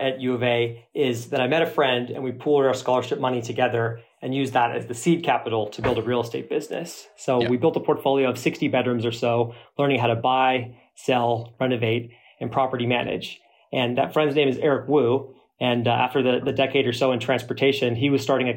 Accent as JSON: {"language": "English", "town": "Phoenix", "region": "Arizona", "country": "United States", "tie": "born or raised there", "said": "I grew up in Phoenix, third generation Phoenician, and thought it was a great place to grow up"}